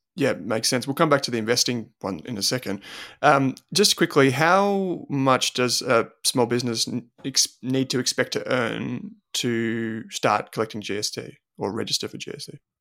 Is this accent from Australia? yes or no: yes; Australia; growing up in Australia